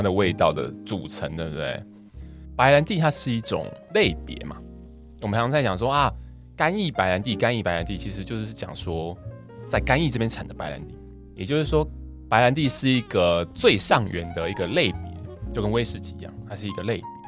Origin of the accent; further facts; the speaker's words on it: southern Taiwan, Taiwan; 我们南部人嘛